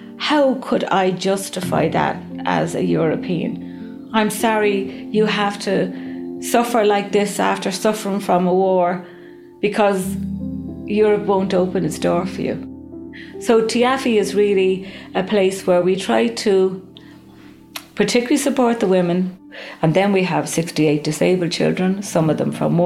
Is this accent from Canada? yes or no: no; Waterford, Munster, Ireland; moved away as an adult; now in Izmir, Turkey; I'm from Waterford in Southern Ireland